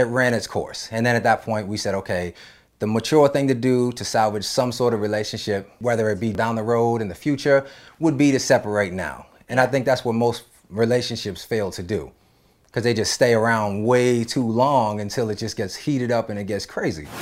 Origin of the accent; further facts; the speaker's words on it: East Coast, United States; now in Los Angeles, United States; with me growing up on the East Coast, I wasn't in this L A lifestyle